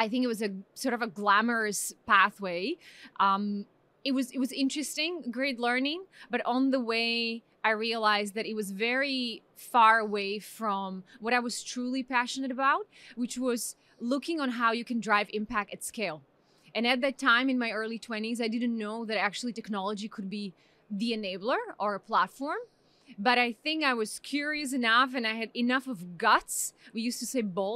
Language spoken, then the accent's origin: English; Slovakia; moved away as an adult; now in Pakistan; I come from Slovakia.